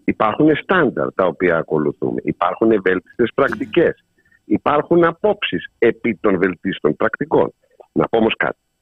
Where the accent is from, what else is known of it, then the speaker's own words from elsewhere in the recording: Samos, North Aegean, Greece; στην πατρίδα μου, τη Σάμου